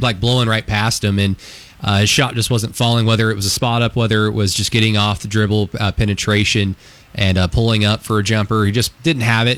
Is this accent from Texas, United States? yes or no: yes; West Texas, United States; moved away; also born or lived in Enid, Oklahoma; I grew up primarily in West Texas as a kid, so I'm just going to I'm going to use the accent that God gave me